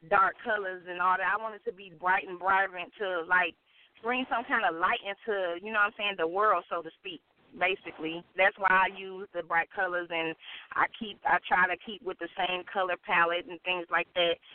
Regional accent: Gary, Indiana, United States; born there; also born or lived in Michigan City; I am. I was born in Gary, Indiana, and I moved

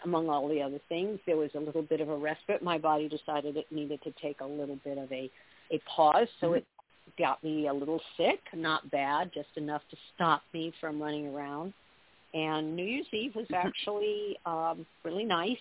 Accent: Southern California, United States; I grew up in Southern California

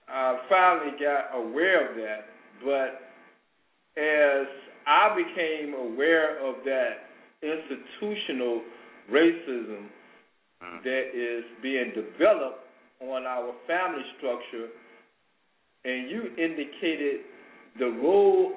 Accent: Chicago, Illinois, United States; I was a kid growing up in Robert Taylor Homes

